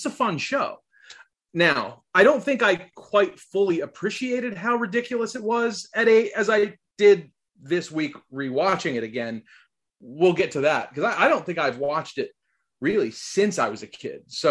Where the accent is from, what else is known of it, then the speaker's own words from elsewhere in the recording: Vineland, New Jersey, United States; my hometown newspaper did this like retrospective of trick or treat through the years in Vineland, New Jersey